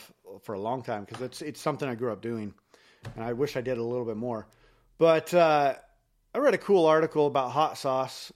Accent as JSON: {"language": "English", "town": "Elmira", "region": "Oregon", "country": "United States", "tie": "born or raised there", "also_born_or_lived": "Idaho", "said": "after we moved from Idaho, I moved down to a little spot like right outside of Eugene called Vinita, Elmira"}